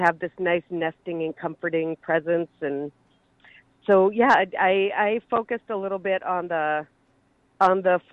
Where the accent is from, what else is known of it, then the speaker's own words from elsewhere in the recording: Minneapolis, Minnesota, United States; moved away as an adult; now in Indiana, United States; I'm Minnesota born and raised. I was born and raised in Minneapolis